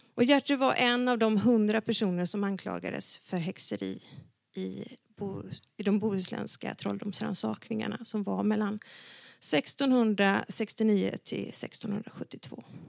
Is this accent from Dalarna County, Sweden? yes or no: yes; Dalarna County, Sweden; Jag är uppvuxen i Dalarna